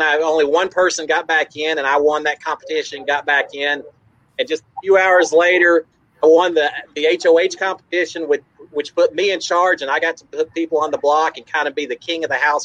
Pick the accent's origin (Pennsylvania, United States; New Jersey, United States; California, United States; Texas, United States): Texas, United States; Dallas; also born or lived in Houston, Texas; I grew up in the Dallas-Fort Worth area, so I grew up a Cowboys fan